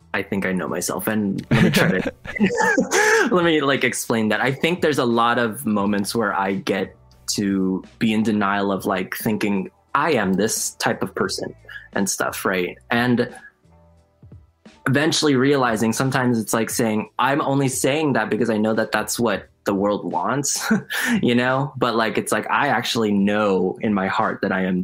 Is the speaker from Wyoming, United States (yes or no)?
no; California, United States; I was raised obviously in California